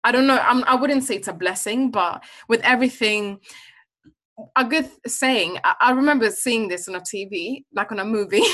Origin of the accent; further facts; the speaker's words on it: Sweden; I'm originally from Uganda, but I was born and raised in Sweden